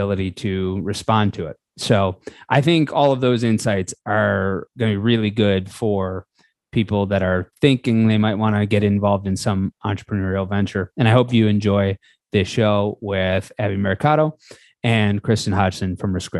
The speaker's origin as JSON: {"language": "English", "town": "Buffalo", "region": "New York", "country": "United States", "said": "I'm from Buffalo, which is a place where you are just supposed to believe"}